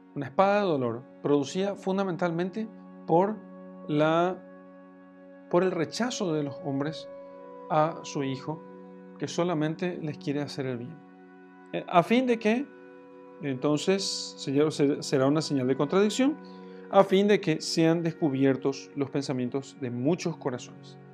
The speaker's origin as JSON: {"language": "Spanish", "country": "Paraguay", "said": "como se dice en mi país, en Paraguay"}